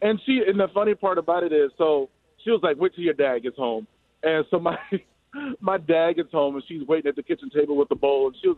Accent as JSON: {"language": "English", "region": "Mississippi", "country": "United States", "lives_now": "Iowa, United States", "said": "So I'm originally from Mississippi. I live in Iowa now."}